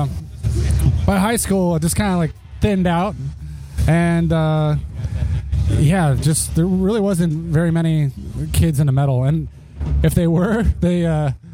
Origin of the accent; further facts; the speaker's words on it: Torrance, California, United States; I grew up mostly in the South Bay, like Torrance area